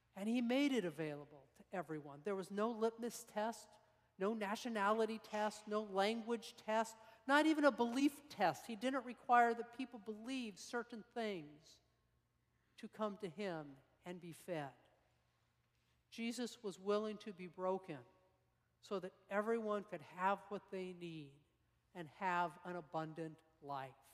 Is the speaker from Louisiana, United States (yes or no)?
no; Salt Lake City, Utah, United States; moved away; I grew up in Salt Lake uh, high school years